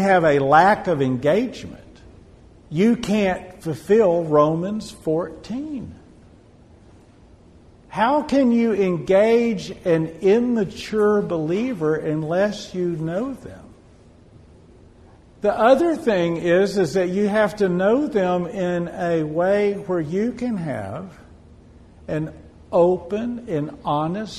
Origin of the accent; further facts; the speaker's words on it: Odessa, Texas, United States; I'm originally from Odessa. I lived in any oil field town in Texas